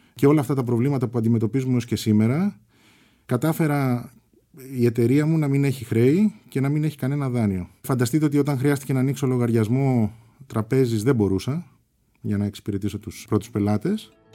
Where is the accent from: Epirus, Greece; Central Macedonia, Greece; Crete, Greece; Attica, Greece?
Attica, Greece; Melissia; Γεννήθηκα στα Μελίσια.